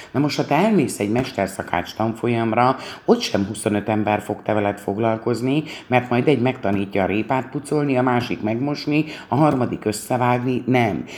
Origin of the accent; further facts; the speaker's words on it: Hungary; hisz magyarok vagyunk